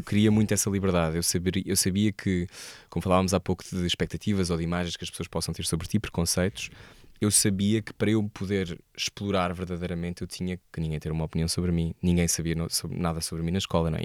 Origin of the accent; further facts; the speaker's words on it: Portugal; also born or lived in Bristol; eu sou português